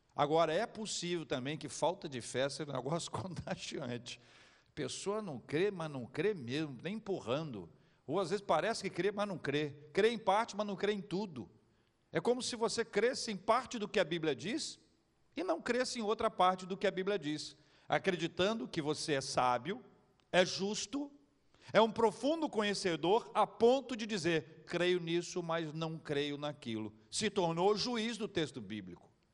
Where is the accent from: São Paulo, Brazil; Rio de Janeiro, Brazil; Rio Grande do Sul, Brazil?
Rio de Janeiro, Brazil; nós somos aqui do Rio de Janeiro